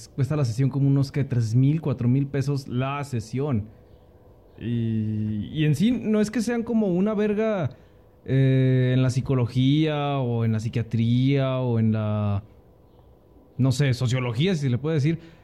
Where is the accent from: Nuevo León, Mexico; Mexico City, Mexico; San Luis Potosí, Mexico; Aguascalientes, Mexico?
Aguascalientes, Mexico; Yo de Aguascalientes, de la tierra